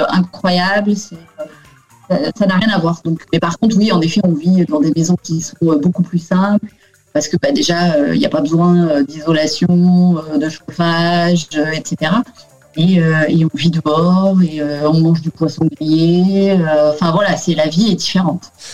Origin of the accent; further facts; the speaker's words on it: France; moved away as an adult; ma rue en France où, euh, j'ai habité